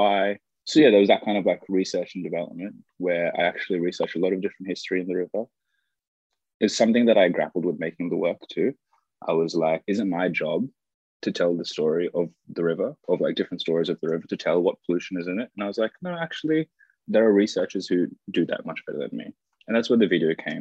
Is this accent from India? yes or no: no; Sydney, New South Wales, Australia; I was born in Westmead and I grew up along the river all my life, like 25 years, quarter of a century.